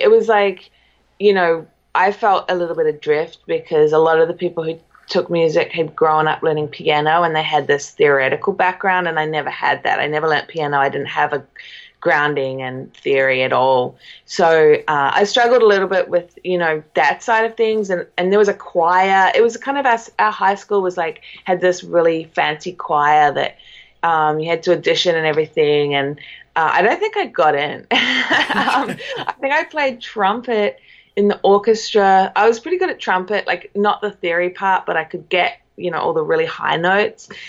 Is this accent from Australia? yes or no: no; New Zealand; now in Echo Park, United States; I'm a New Zealander